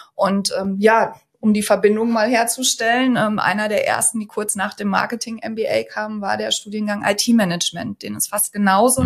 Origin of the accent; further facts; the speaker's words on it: North Rhine-Westphalia, Germany; also born or lived in Münster; komme auch ursprünglich aus Westfalen, äh, hier aus der Gegend